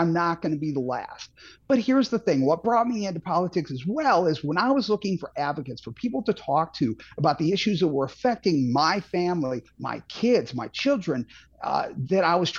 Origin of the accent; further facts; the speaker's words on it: St. Charles, Missouri, United States; also born or lived in Boston / Franklin County, Missouri; now in Eureka, United States; I grew up in St. Charles, Missouri